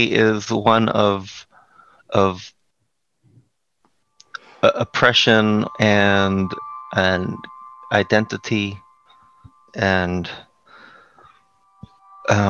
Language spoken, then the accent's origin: English; New York City, New York, United States; the housing projects where I grew up in Brooklyn